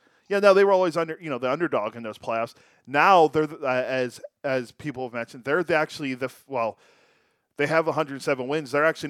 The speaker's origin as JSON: {"language": "English", "region": "Western Pennsylvania", "country": "United States", "tie": "born or raised there", "moved": "yes"}